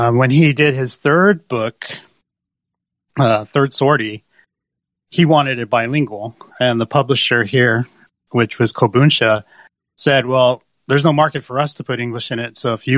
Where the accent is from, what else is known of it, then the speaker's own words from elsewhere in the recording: Southern California, United States; moved away as an adult; now in Japan; I'm originally from Southern California